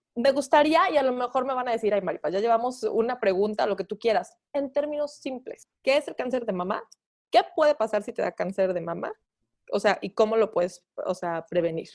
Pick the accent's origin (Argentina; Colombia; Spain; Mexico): Mexico; como mexicanos